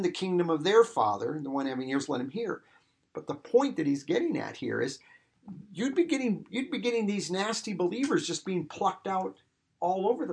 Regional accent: Iowa, United States; growing up in Iowa and out here, you know, you have churches

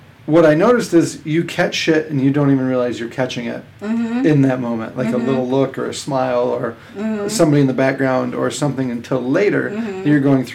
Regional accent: Pennsylvania, United States; I'm from Pennsylvania

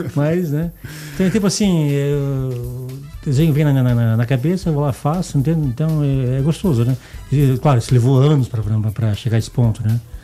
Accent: Blumenau, Santa Catarina, Brazil; accent: Santa Catarina; now in Goiás, Brazil; sou de Blumenau, né? Santa Catarina

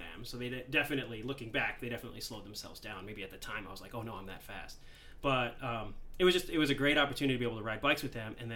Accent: New Jersey, United States; moved away as an adult; now in Michigan, United States; I grew up in New Jersey. So I grew up out on the East Coast and then moved out to Michigan in 95 for college.

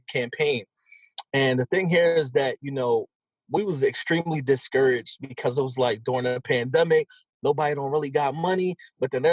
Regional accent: Philadelphia, Pennsylvania, United States; I'm from Philadelphia, still currently live in Philadelphia

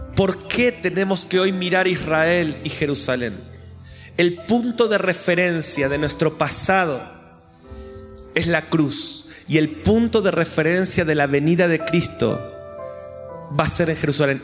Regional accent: Argentina; Como argentinos

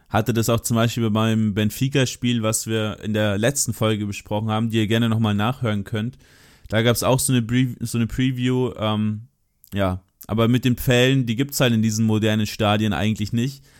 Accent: Germany; ich bin aus Deutschland

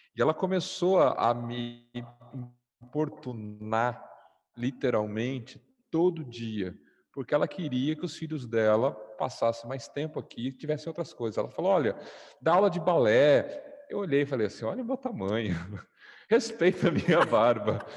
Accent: Brazil; moved away as an adult; now in Egypt; eu sou brasileiro

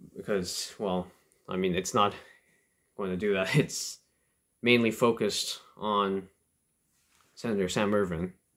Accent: Canada; I'm a Canadian

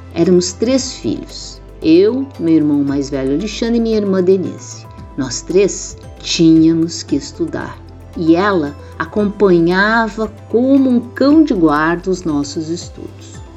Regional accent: Rio Grande do Sul, Brazil; also born or lived in Rio de Janeiro; Meu pai era militar, gaúcho militar

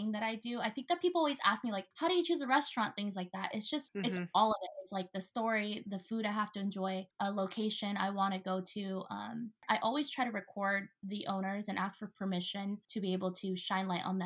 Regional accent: Tacoma, Washington, United States; I grew up in the south end of Tacoma, very, very middle class, lower class

